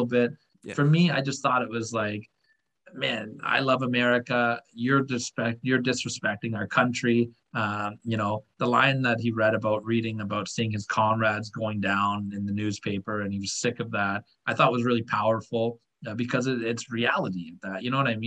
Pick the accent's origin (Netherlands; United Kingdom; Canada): Canada; I'm a Canadian guy